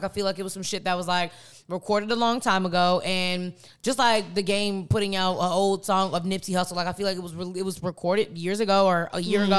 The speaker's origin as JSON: {"language": "English", "town": "Chicago", "region": "Illinois", "country": "United States", "tie": "born or raised there", "also_born_or_lived": "Fairfield, California", "said": "So I was born in California, but I was raised in Chicago. On Wild Hundreds in Chicago"}